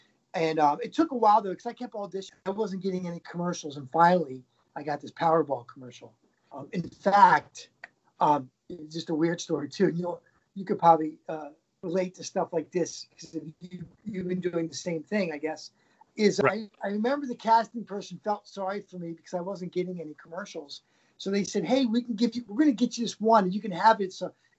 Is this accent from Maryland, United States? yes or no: yes; Baltimore, Maryland, United States; moved away as an adult; now in New York City, United States; I think 3 days from leaving my hometown in Baltimore to come to move to New York City.